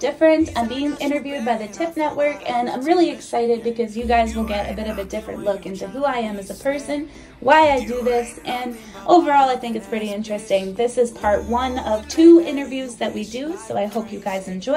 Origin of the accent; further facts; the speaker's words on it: Canada; also born or lived in Romania; I was actually born in Romania in 1997. And I spent the first 2 years of my life in an orphanage, and then I was adopted to Canada in 1999.